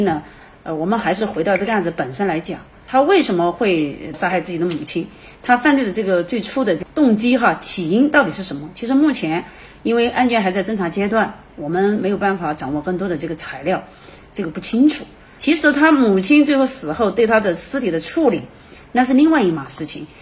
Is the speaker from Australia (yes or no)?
no; China; 我们中国人长期的一个家庭伦理